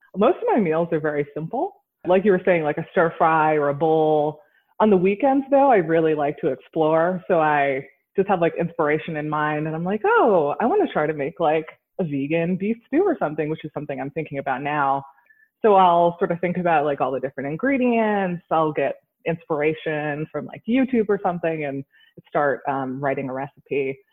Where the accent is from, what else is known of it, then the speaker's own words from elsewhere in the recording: Rhode Island, United States; I grew up in Rhode Island, which is like the ocean state.